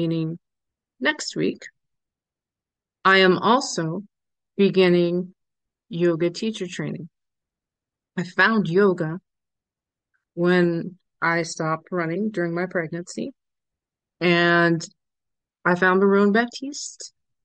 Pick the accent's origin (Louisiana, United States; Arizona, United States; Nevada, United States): Louisiana, United States; New Orleans; I am from the New Orleans area